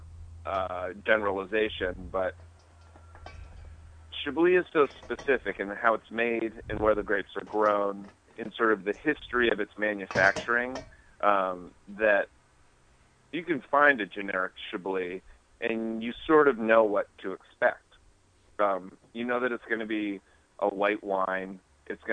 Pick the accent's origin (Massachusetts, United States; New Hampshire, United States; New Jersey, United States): New Hampshire, United States; we grew up in New Hampshire, which has these beautiful, if not short, mountains called the White Mountains